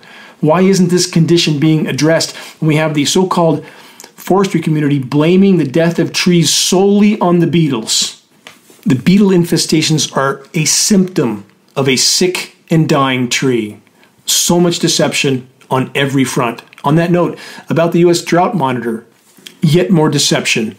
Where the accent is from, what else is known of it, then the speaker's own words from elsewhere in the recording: Southern California, United States; when I grew up in Southern California